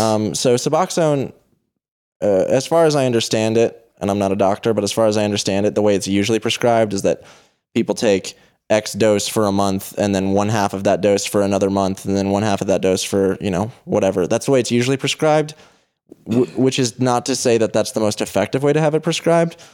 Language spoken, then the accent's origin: English; Boulder, Colorado, United States; I'm from Boulder, Colorado, which is sort of a conventionally rich, affluent place